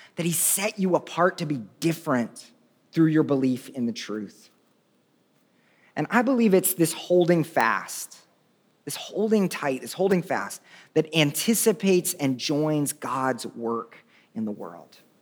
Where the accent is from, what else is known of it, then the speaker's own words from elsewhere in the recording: Tulsa, Oklahoma, United States; I'm from Oklahoma